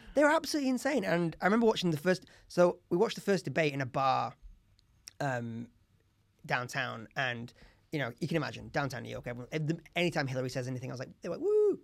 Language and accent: English; Leeds, Yorkshire and the Humber, United Kingdom; I'm from Leeds